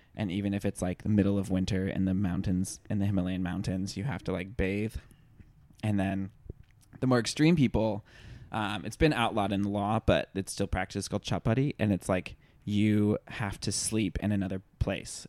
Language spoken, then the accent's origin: English; the South, United States; growing up in the South